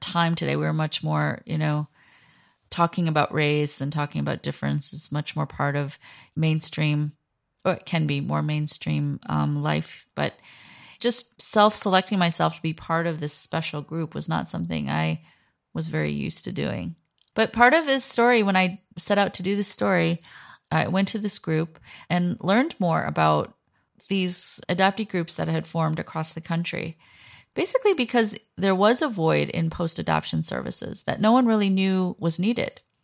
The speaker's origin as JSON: {"language": "English", "country": "United States", "tie": "born or raised there", "moved": "as an adult", "lives_now": "South Korea", "said": "I am coming at this as an American, raised in, raised in America"}